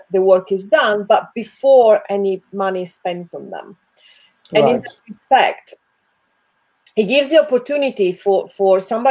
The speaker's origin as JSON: {"language": "English", "country": "Italy", "also_born_or_lived": "England", "second_language": "English", "moved": "as an adult", "lives_now": "United Kingdom", "said": "I come from Italy"}